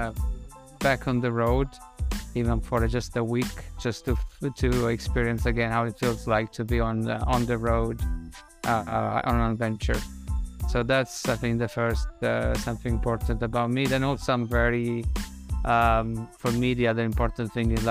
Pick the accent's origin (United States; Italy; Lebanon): Italy; Umbria; moved away as an adult; also born or lived in Rome, Italy / Netherlands; now in London, United Kingdom; My curiosity has brought me from my hometown and in the gentle hills of Umbria to then Roma to do my university